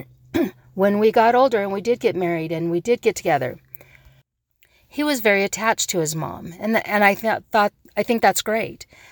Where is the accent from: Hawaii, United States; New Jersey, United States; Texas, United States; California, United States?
Hawaii, United States; I'm a Hawaiian